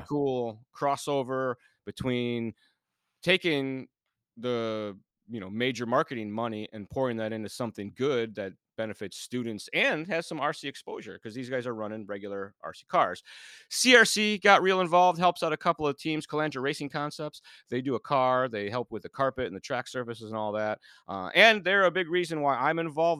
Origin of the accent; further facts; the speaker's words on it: Illinois, United States; when I grew up in Illinois as a kid